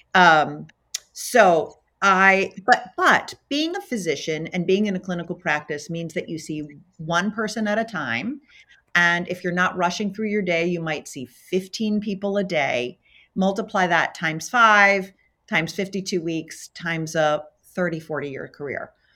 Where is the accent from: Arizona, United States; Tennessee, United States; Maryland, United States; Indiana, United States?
Maryland, United States; Baltimore; moved away as an adult; also born or lived in California; now in Minneapolis, United States; I was born in Baltimore, Maryland